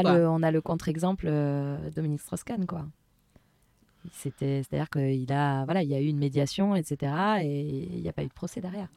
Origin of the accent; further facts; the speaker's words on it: France; on est français